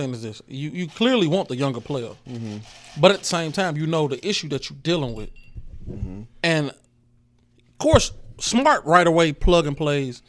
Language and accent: English; Chicago, Illinois, United States; We from Chicago